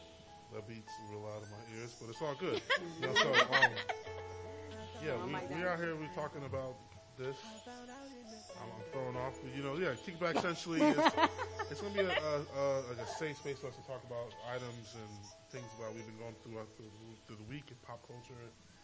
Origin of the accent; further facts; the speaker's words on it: New York, United States; now in Atlanta, United States; form of my government, as they put out there. Yeah, man, I'm from New York originally. I've been living in Atlanta for the majority of my life.